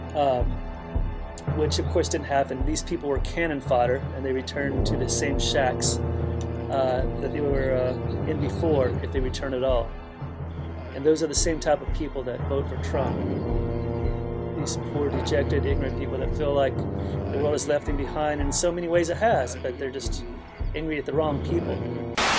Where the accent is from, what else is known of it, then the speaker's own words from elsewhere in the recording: Kentucky, United States; my home state of Kentucky